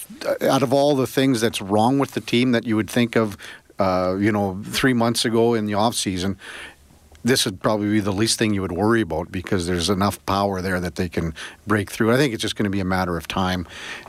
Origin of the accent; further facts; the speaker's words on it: Melville, Saskatchewan, Canada; growing up in Melville